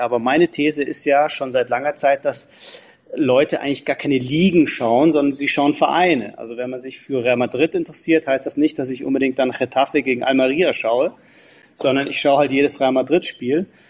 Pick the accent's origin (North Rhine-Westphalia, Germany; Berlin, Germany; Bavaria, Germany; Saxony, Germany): Bavaria, Germany; Munich; moved away as an adult; now in London, United Kingdom; ich bin ja Münchner und auch schon seit 1983 Mitglied und Jahreskarteninhaber